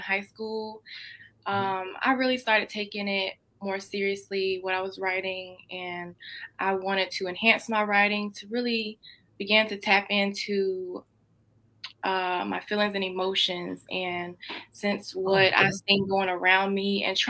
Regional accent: Greenville, North Carolina, United States; I'm 20 years old and I'm from Greenville, North Carolina

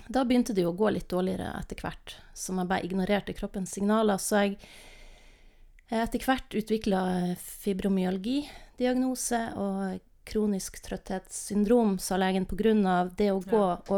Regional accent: Northern Norway, Norway; also born or lived in Lofoten / Vesterålen / Bodø / Namsos; now in Tromsø, Norway; Men jeg er nordnorsk og trives i Nord-Norge.

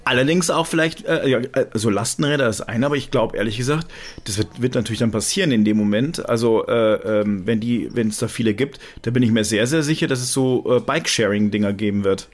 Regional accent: Germany; also born or lived in France; ich bin ja zwar halb Franzose, aber eigentlich bin ich ja im, im Herzen total, total deutsch

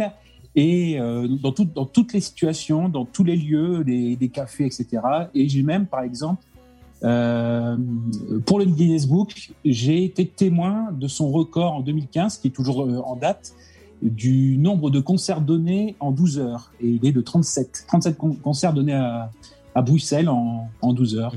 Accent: Lens, Hauts-de-France, France; je suis de Lens, Pas-de-Calais

